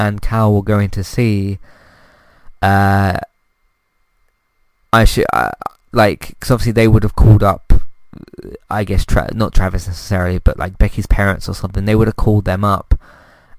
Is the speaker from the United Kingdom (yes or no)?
yes; United Kingdom; as a British person